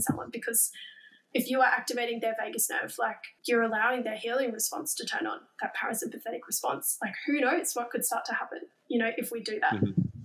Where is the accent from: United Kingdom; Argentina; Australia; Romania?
Australia; Queensland; as a Queenslander